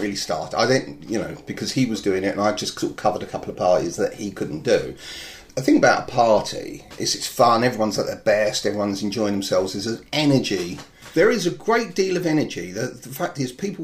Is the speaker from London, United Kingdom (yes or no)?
yes; Enfield, London, United Kingdom; It's in my hometown.